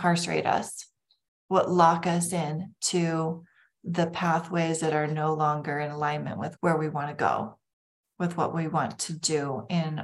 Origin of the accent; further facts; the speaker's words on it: Lake Country, Minnesota, United States; I grew up in Lake Country in Minnesota.